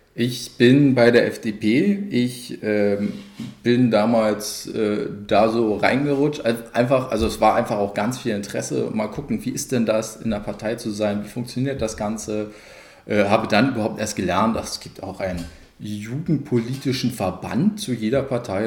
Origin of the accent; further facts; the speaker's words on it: Cottbus, Brandenburg, Germany; Ich bin 94 hergezogen. Wer hoch und runter rechnet, dem wird auffallen, dass im Alter, wo man da nicht gerade selbstbestimmt äh, über sowas entscheidet. Aber ich äh, bin absolut selbstbestimmt seitdem durchgehend immer in Cottbus geblieben